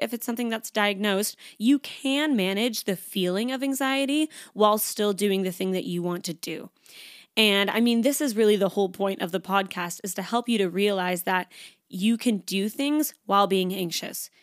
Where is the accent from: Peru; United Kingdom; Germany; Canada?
Canada; moved away as an adult; now in Sydney, Australia; I am Canadian. I moved to Sydney, Australia about three and a half years ago, almost